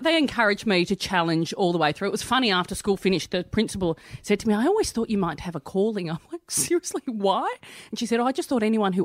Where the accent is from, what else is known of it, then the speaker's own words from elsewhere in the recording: Melbourne, Victoria, Australia; I grew up in Melbourne, in Hampton, and we were like Brighton's poor cousin